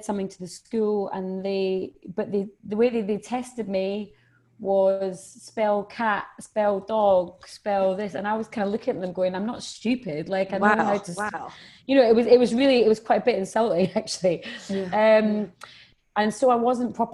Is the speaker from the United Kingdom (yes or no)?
yes; Edinburgh, Scotland, United Kingdom; I'm from Edinburgh